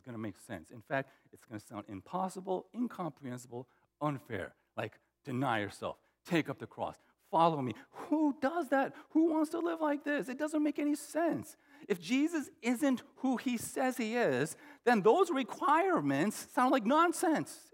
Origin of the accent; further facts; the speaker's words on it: United States; my parents immigrated to the U.S. in the 70s. And, um, you know, I was born in the States, but uh, in 72